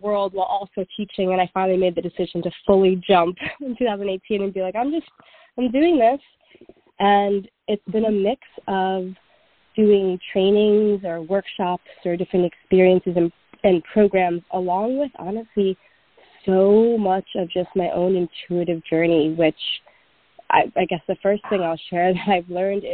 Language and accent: English; New York City, New York, United States; I was born and raised in New York City